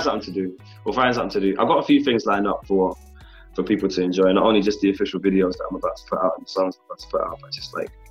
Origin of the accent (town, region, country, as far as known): London, United Kingdom; born or raised there